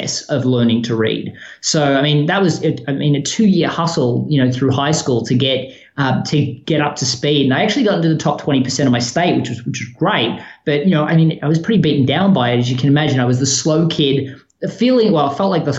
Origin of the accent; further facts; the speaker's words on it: Melbourne, Victoria, Australia; moved away as an adult; also born or lived in Sydney, Australia; now in Chapel Hill, United States; I was born in Melbourne, Australia. So, you know, I spent most of my life there outside, a 2-year stint